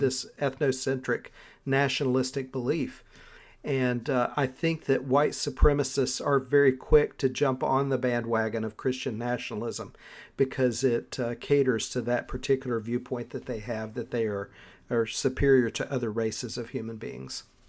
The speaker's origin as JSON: {"language": "English", "region": "Southern Appalachia", "country": "United States", "said": "I'm from Southern Appalachia"}